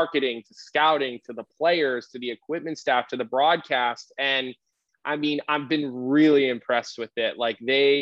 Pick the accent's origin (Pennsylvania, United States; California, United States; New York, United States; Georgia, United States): Pennsylvania, United States; Philadelphia; moved away as an adult; also born or lived in Radnor Township, Delaware County, Pennsylvania; now in Chicago, United States; I grew up here in Philadelphia